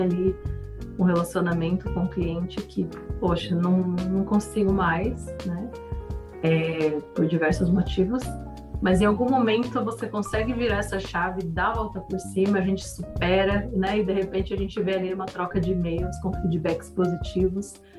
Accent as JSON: {"language": "Portuguese", "country": "Brazil", "said": "Somos brasileiros"}